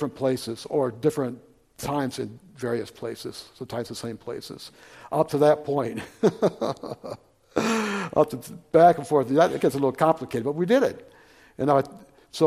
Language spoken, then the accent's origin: English; Flint, Michigan, United States; moved away; I grew up in Flint, Michigan